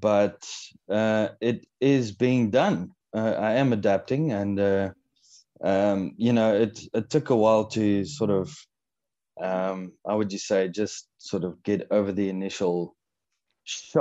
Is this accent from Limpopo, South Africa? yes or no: no; Cape Town, Western Cape, South Africa; also born or lived in Pretoria / Stellenbosch / England; I was born in Pretoria, moved down to Cape Town when I was about six